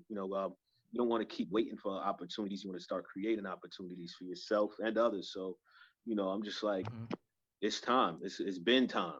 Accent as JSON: {"language": "English", "town": "New York City", "region": "New York", "country": "United States", "tie": "born or raised there", "said": "I grew up in Co-op City"}